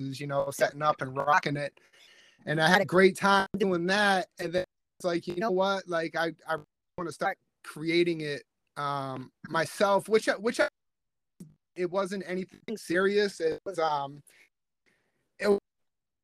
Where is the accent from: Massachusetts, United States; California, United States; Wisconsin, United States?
Massachusetts, United States; South Shore; also born or lived in Virginia; I was born in Virginia, but I moved up north before I was even 1 year old. So I'm a South Shore, Massachusetts head.